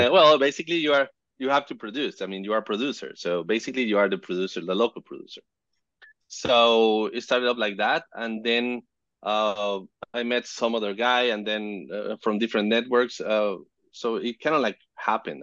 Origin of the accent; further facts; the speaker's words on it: Caracas, Capital District, Venezuela; I'm from Caracas, Venezuela